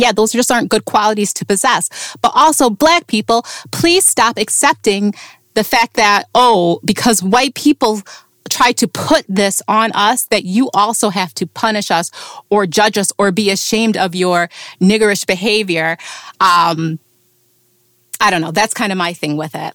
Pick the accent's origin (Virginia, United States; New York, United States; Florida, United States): New York, United States; upstate; not New York City though, upstate New